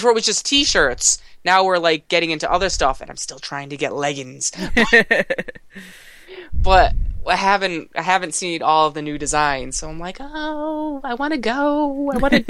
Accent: Worcester, Massachusetts, United States; in my hometown of Worcester.

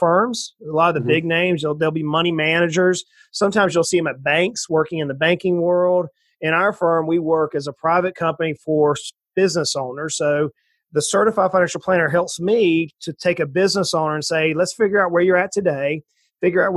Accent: South Georgia, United States; moved away as an adult; also born or lived in Knoxville, Tennessee; now in Tennessee, United States; So I grew up in South Georgia in the swamps of South Georgia, right on the ocean on the east coast of the United States, and moved up here to Tennessee after marrying my wife.

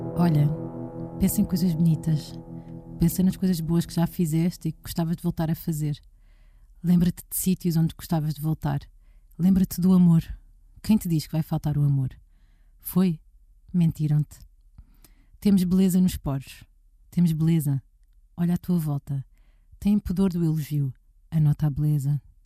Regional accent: Portugal; nos falta a nós como portugueses e sobretudo como portuguesas

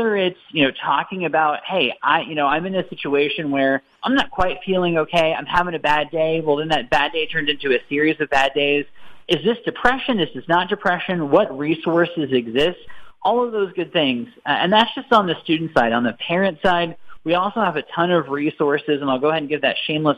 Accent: Ohio, United States; my hometown in Ohio

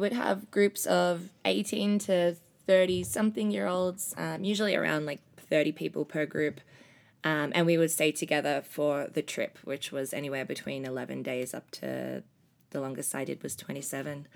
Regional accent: Melbourne, Victoria, Australia; moved away; I'm from Melbourne, Australia

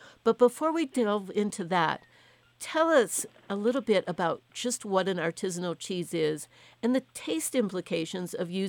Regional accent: United States; as an American

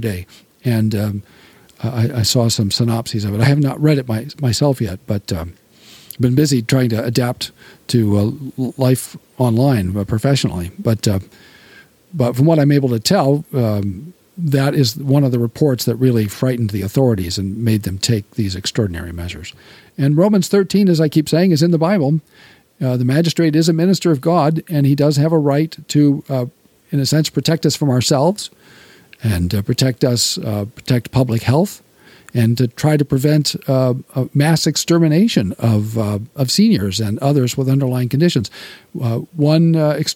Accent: United States; I'm an American

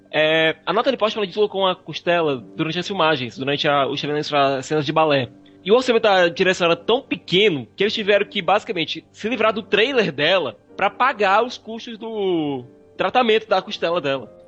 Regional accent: Brazil; eu sou brasileiro

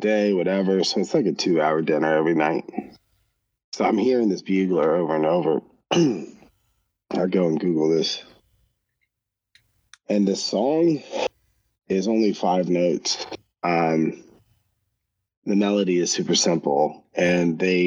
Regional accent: United States; as an American

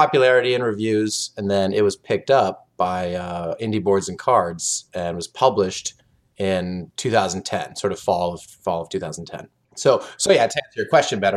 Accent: Oklahoma, United States; moved away as an adult; also born or lived in South Korea; now in Chicago, United States; I'm from Oklahoma. I've been in South Korea a while. I now live in Chicago.

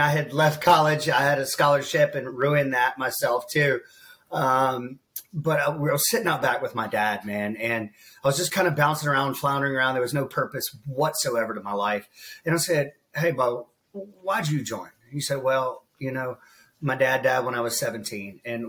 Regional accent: Columbia, South Carolina, United States; also born or lived in Pontiac, South Carolina; I grew up just outside of Columbia, South Carolina

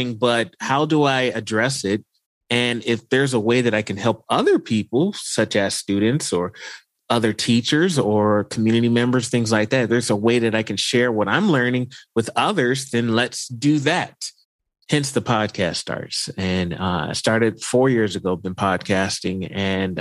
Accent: Houston, Texas, United States; moved away as an adult; now in Idaho, United States; I'm originally from Houston, Texas

